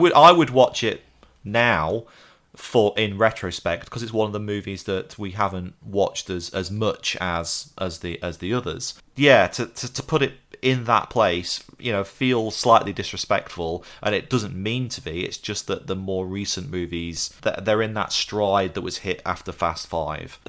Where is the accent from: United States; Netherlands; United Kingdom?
United Kingdom